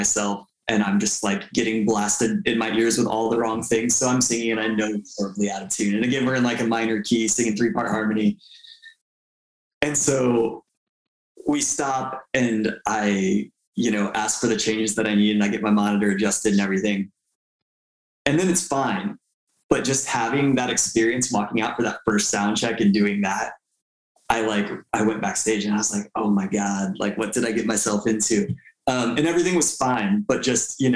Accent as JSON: {"language": "English", "town": "Tampa", "region": "Florida", "country": "United States", "tie": "born or raised there", "said": "my hometown in Tampa"}